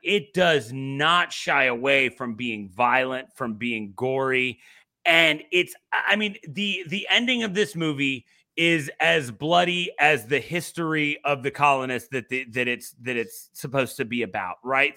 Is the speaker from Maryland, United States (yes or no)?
no; Virginia Beach, Virginia, United States; I grew up in Virginia Beach